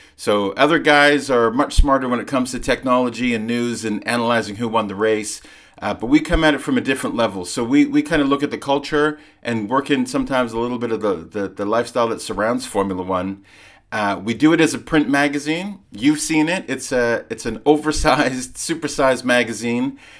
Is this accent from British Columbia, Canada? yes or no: yes; Vancouver, British Columbia, Canada; moved away as an adult; also born or lived in London, United Kingdom; So I lived, I grew up in Vancouver, but I lived in London uh, from when I was 19 till I was in my mid 30s